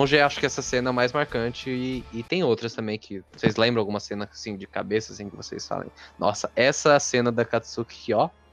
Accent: Mauá, São Paulo, Brazil; sou de São Paulo, do estado de São Paulo, no caso, e da cidade de Mauá

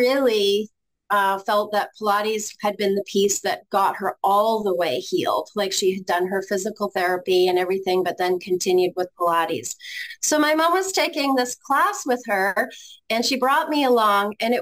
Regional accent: Ontario, Canada; moved away as an adult; now in Grand Rapids, United States; I'm originally from Canada, and we were about an hour and a half drive from Toronto.

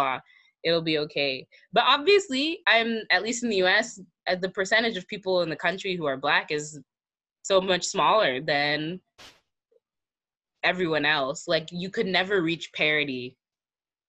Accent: United States; I'm American

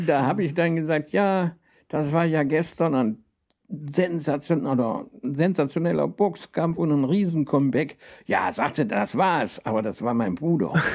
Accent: Rhineland, Germany; ich komme ja aus dem Rheinland

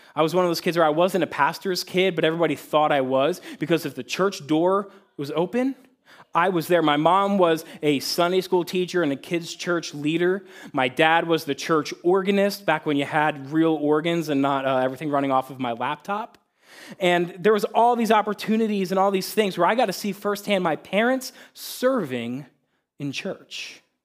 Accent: Pennsylvania, United States; now in Cortland, Ohio, United States; I grew up in a Christ-loving family about thirty minutes northeast of Philadelphia, Pennsylvania

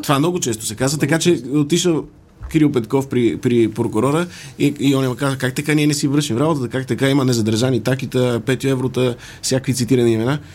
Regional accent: Sofia, Sofia City, Bulgaria; Аз съм софиянец, софиянчанин или софиянлия?

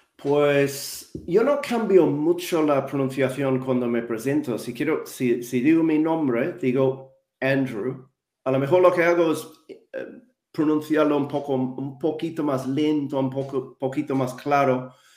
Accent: Wellington, New Zealand; Spanish is a second language; moved away as an adult; also born or lived in London; now in Madrid, Spain; yo nací y crecí en Nueva Zelanda

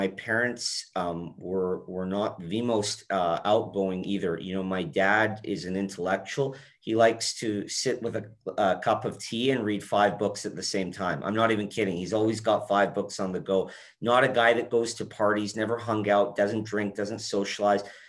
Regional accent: Edmonton, Alberta, Canada; also born or lived in Calgary; I think when I was around four, we moved to Edmonton, and that's where I ended up growing up for most of my life.

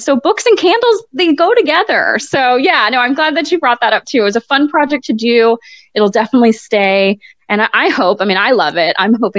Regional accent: Hartford, Connecticut, United States; born there; Okay, well, I was born in Hartford, Connecticut.

